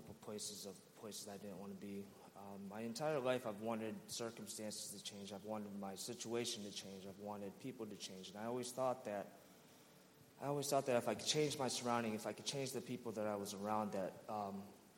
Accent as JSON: {"language": "English", "town": "Rochester", "region": "New York", "country": "United States", "said": "I'm originally from Rochester, New York."}